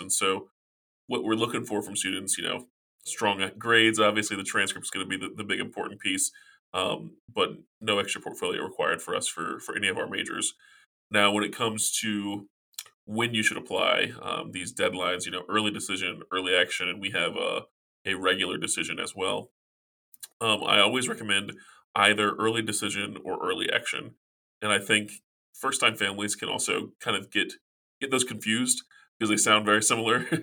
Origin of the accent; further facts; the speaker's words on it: South Carolina, United States; now in Virginia, United States; I'm originally from South Carolina